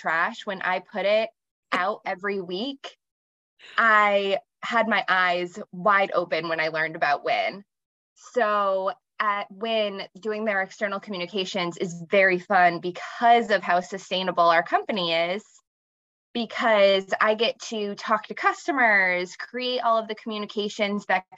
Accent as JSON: {"language": "English", "area": "Hampton area / Strafford", "region": "New Hampshire", "country": "United States", "tie": "born or raised there", "also_born_or_lived": "Nebraska", "said": "My family moved here from Nebraska when I was very young, and I went to school between the Hampton area and then up near Stratford"}